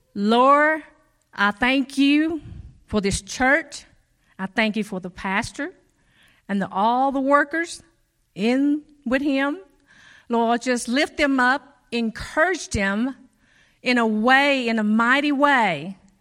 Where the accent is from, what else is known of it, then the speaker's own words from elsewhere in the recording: Cambodia; moved away; I was born in Cambodia